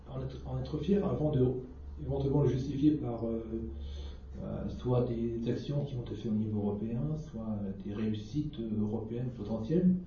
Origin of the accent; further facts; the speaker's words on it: Normandy, France; moi je suis normand